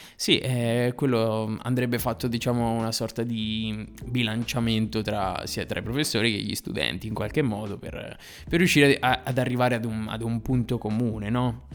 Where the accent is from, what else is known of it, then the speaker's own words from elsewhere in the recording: Novara, Piedmont, Italy; io provengo, provengo da Novara